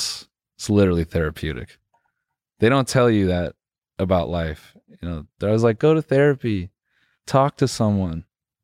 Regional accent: Benson, North Carolina, United States

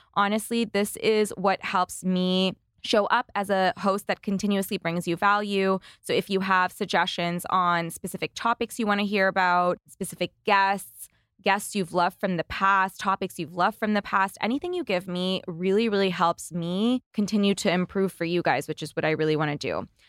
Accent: Canada; As a Canadian entrepreneur myself

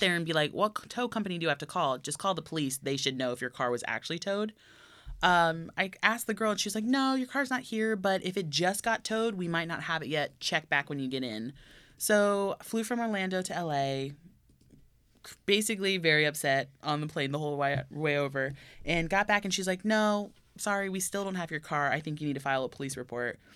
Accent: Tokyo, Japan; now in Burbank, United States; I grew up in Tokyo, went to Disney, or Tokyo Disneyland every year I was there.

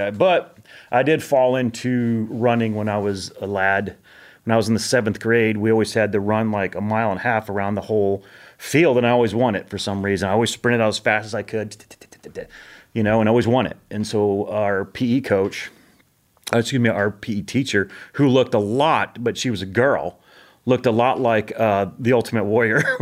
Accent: Monterey, California, United States; born there; also born or lived in Japan / Spain / Guam / Bakersfield, United States; So I was born in California, and then literally two weeks later, Monterey. Two weeks later, my dad gets orders to Japan.

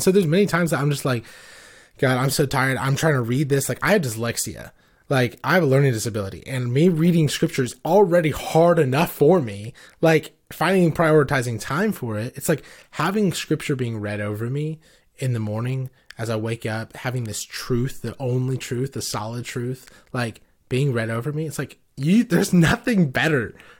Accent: Johannesburg, Gauteng, South Africa; born there; also born or lived in Livingstone, Zambia; So I was born in Johannesburg, South Africa, and lived in Livingstone, Zambia. And so it's just north of South Africa is, Zambia.

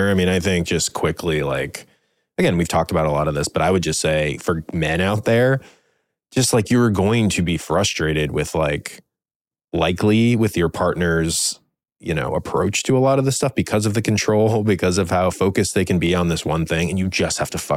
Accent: Midwest, United States; I grew up in the Midwest.

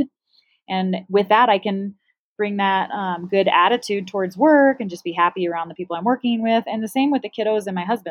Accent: Flagstaff, Arizona, United States; moved away; Flagstaff, which is my hometown

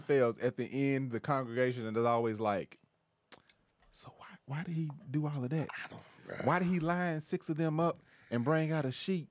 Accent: Kentucky, United States; now in Los Angeles, United States; I'm from the Midwest. I'm from Kentucky.

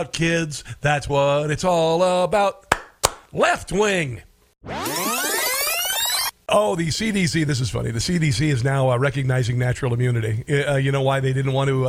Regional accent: Iowa, United States; moved away; My home state of Iowa

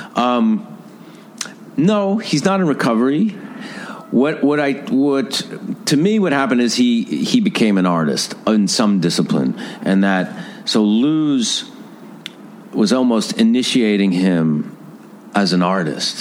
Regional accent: Mount Vernon, New York, United States; where I grew up in Mount Vernon

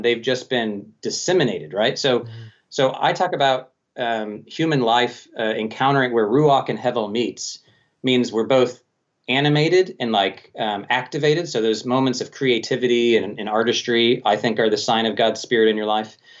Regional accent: Colorado Springs, Colorado, United States; Colorado Springs, uh, my hometown actually

